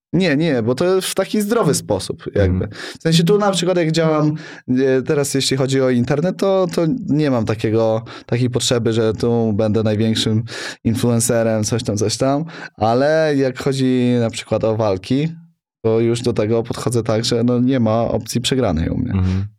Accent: Sokołów Podlaski, Masovian Voivodeship, Poland; now in Warsaw, Poland; Jestem chłopak z Sokołowa Podlaskiego, co przy, przyjechał do Warszawy

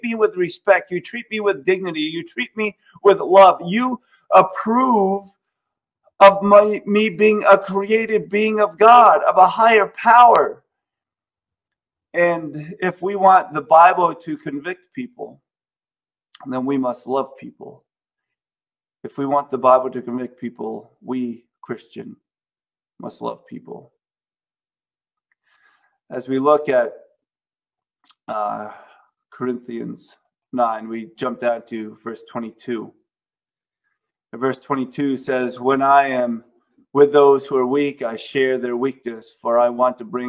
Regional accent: United States; we live, in my opinion, in the greatest country ever because we have all of these freedoms.

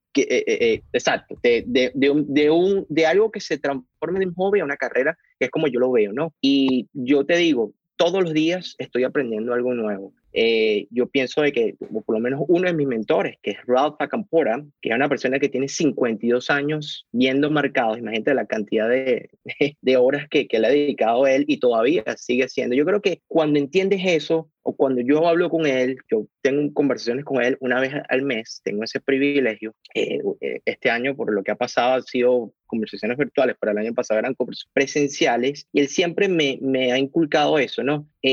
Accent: Caracas, Capital District, Venezuela; moved away as an adult; now in United States; yo soy caraqueño, venezolano, eh, tengo aquí en Estados Unidos ya 10 años

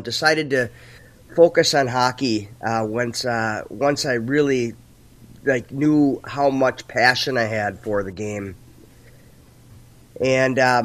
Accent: St. Paul, Minnesota, United States; I grew up on right on the border of Maplewood and St. Paul over near Lake Phelan

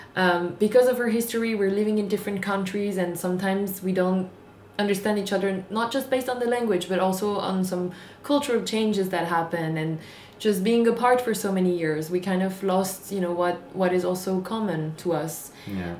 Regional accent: Marseille, Provence-Alpes-Côte d'Azur, France; English is a second language; I was born and raised in Marseille, uh, in the south of France

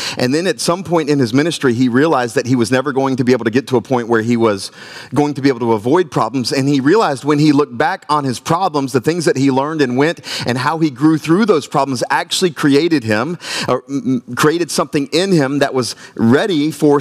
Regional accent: Myrtle Beach, South Carolina, United States; now in Wilmington, United States; I'm from Myrtle Beach, South Carolina, Dirty Myrtle. Grew up in Myrtle Beach

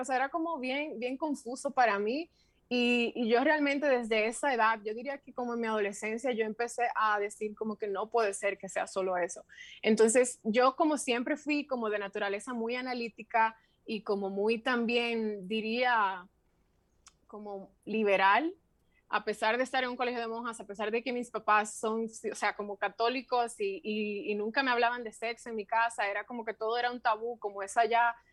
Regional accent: Santiago de los Caballeros, Santiago, Dominican Republic; moved away as an adult; also born or lived in Santo Domingo / Madrid; Yo soy oriunda de Santiago. Em, yo viví en Santiago los primeros 21 años de mi vida

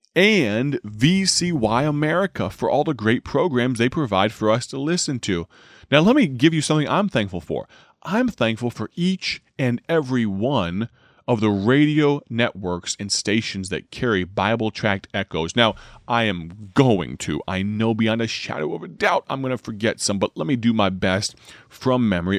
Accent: Dwight, United States; That's my hometown station, based out of my home church, the gospel voice of Dwight

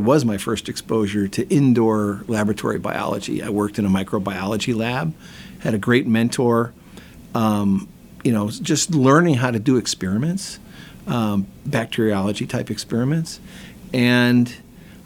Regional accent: Toledo, Ohio, United States; now in Wisconsin, United States; I grew up in Toledo, Ohio, on the edge of Lake Erie

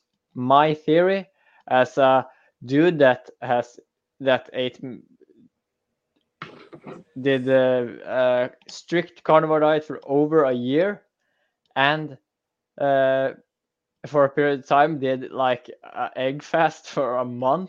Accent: Norway; I'm from Norway. We farm salmon all the freaking time

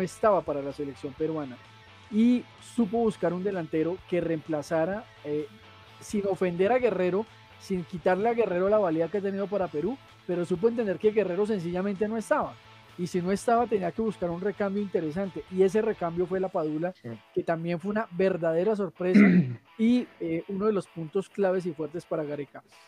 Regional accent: Colombia

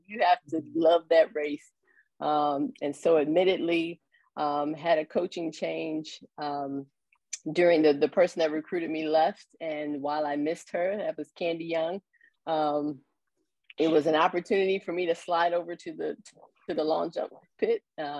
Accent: Louisville, Kentucky, United States; moved away as an adult; now in Columbus, United States; I was actually born and raised in Louisville, Kentucky, about 3 hours south of Columbus. Came to the Ohio State University as a student athlete.

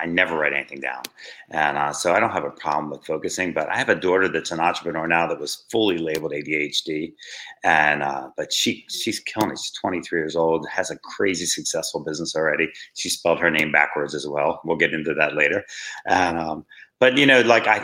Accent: Wildwood Crest, New Jersey, United States; I grew up in a small town in Jersey on the shore. It was called Wildwood Crest

